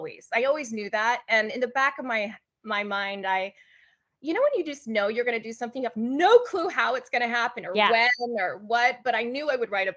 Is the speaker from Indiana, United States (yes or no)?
no; Honolulu, Hawaii, United States; moved away as an adult; also born or lived in Los Angeles, California; I am from Honolulu, Hawaii. So I was born and raised there and moved to California 2 days before my 23rd birthday